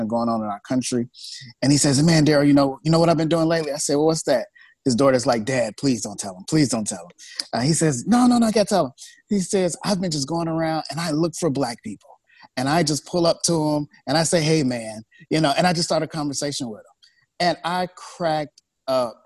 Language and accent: English; Chicago, Illinois, United States; moved away as an adult; now in Sacramento, United States; I grew up in Chicago